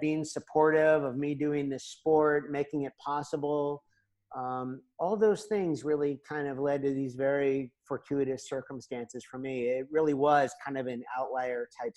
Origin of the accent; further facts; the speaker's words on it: Washington, District of Columbia, United States; moved away as an adult; now in Europe; I was born and raised in the Washington, D.C. area